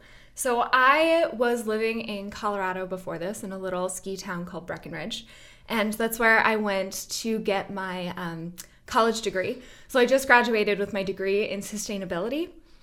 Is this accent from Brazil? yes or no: no; West Coast, Canada; now in Jamestown, United States; I'd never lived out in the Northeast before. I grew up out in on the West Coast in Canada.